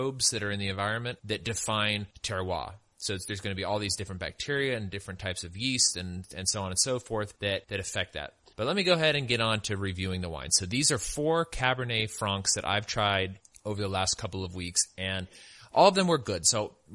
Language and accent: English; California, United States; I'm from California, and my family used to go up to Apple Hill and go apple picking all the time.